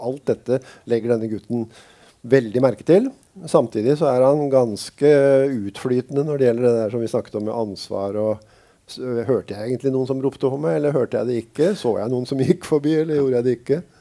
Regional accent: Drammen, Buskerud, Norway; now in Sørlandet, Norway; Jeg vokste opp i Drammen

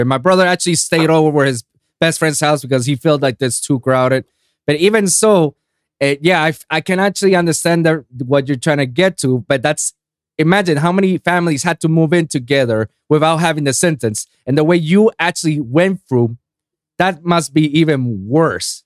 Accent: Puerto Rico; I grew up in Puerto Rico

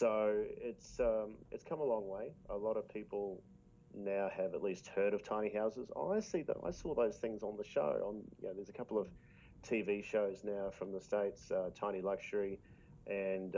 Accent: New Zealand; now in Australia; I'm actually a Kiwi. I'm actually from New Zealand. I've become an Australian citizen now

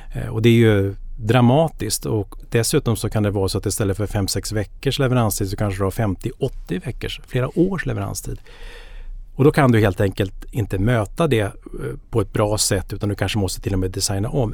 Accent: Danderyd, Stockholm County, Sweden; jag är uppväxt norr om Stockholm i Danderyd

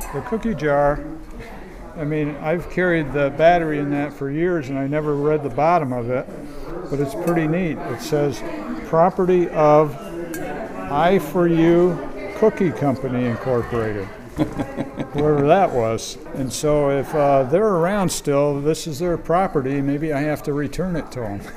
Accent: Saranac Lake, New York, United States; now in Lake Placid, United States; the house that I grew up in in Saranac Lake is on Franklin Avenue

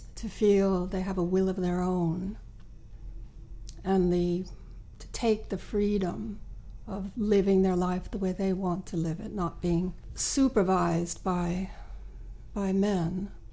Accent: New York, United States; moved away as an adult; now in Sweden; I'm originally from New York

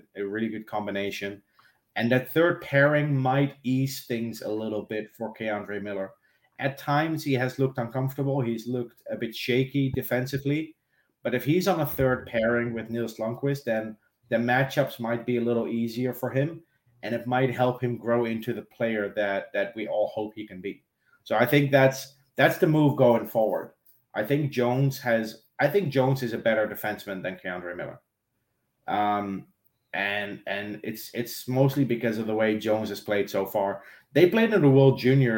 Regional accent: Netherlands; moved away as an adult; also born or lived in South Africa / Austria; now in Ireland; Born and raised in the Netherlands, moved to South Africa when I was 22, moved to Austria when I was 29, moved to Ireland 6 months ago

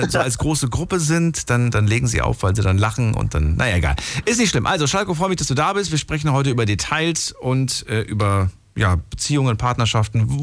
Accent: Pirmasens, Rhineland-Palatinate, Germany; ich bin aus Pirmasens.

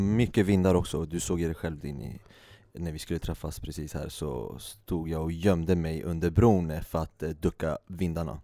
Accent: Sweden; Vi som svenskar

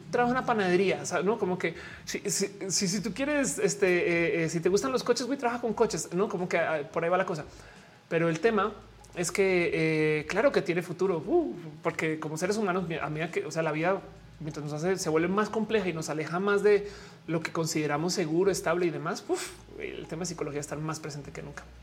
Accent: Colombia; now in Mexico City, Mexico; estoy en la Ciudad de México. Saludos desde la Nápoles, eh, aunque soy colombiana.

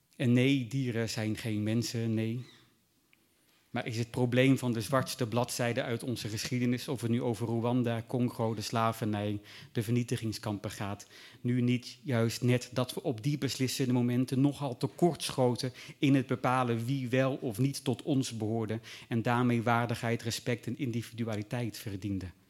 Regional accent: Groningen countryside, Netherlands; ik ben opgegroeid op het Groningse platteland tussen boeren.

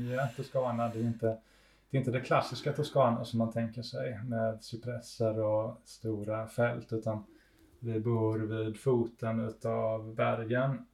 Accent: Ängelholm, Skåne, Sweden; moved away as an adult; now in Italy; vi flyttade hit när jag var tre år gammal och så är jag. Jag är uppvuxen här helt enkelt. Men bor inte här.

